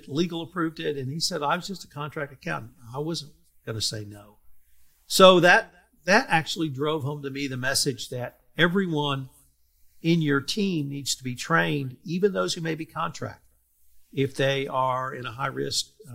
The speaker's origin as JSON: {"language": "English", "region": "Texas", "country": "United States", "said": "So I'm a Texan."}